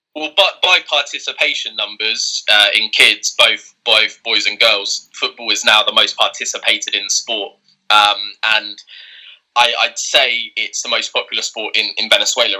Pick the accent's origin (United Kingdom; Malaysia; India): United Kingdom; England; born and raised in England